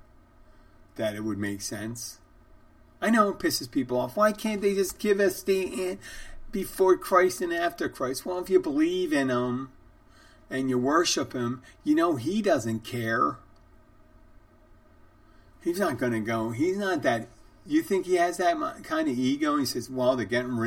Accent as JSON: {"language": "English", "town": "Valley Forge", "region": "Pennsylvania", "country": "United States", "tie": "born or raised there", "said": "I was born in Valley Forge"}